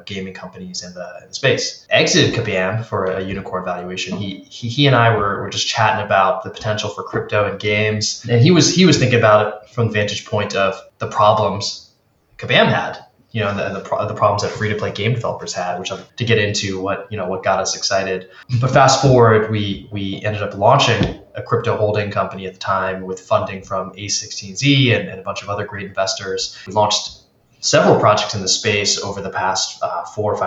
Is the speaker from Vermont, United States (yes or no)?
no; Maryland, United States; also born or lived in San Francisco; now in Washington, D.C. area, United States; I was born in Maryland, lived in San Francisco for over a decade, just moved back to the DC area with my family